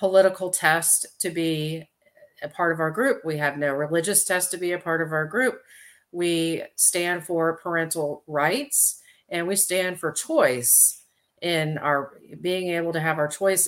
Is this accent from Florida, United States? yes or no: yes; Indian River County, Florida, United States; now in Wake County, North Carolina, United States; Indian River County, Florida, which is actually my home county. I was born down there in Indian River County